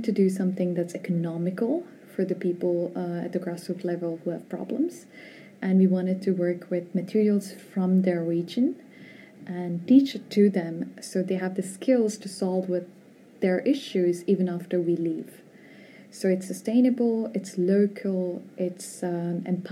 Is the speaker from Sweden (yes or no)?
no; India; moved away as an adult; also born or lived in North America / Vietnam; now in Spain; I was born in India.